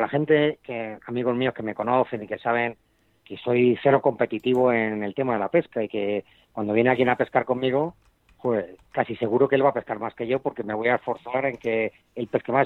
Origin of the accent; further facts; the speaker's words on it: Spain; now in Chile; yo soy español